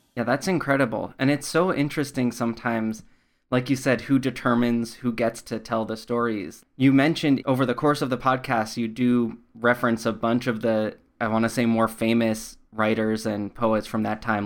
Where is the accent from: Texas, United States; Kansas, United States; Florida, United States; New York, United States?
New York, United States; I grew up in New York, not in the city